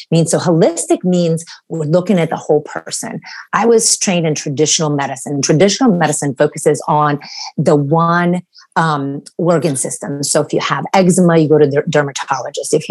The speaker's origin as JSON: {"language": "English", "country": "Romania", "moved": "yes", "said": "actually I'm from Romania and my family immigrated here in 1984 so we escaped communism"}